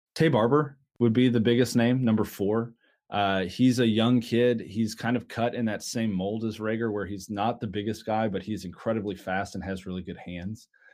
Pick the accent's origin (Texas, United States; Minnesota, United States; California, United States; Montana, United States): Texas, United States; Dallas; I'm from Dallas